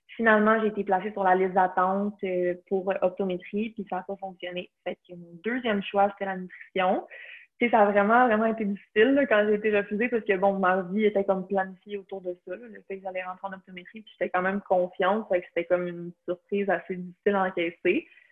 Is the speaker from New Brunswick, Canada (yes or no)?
no; Blainville, Quebec, Canada; also born or lived in Beauce (ancestry); Je suis de Blainville. j'ai toujours habité à Blainville toute ma vie.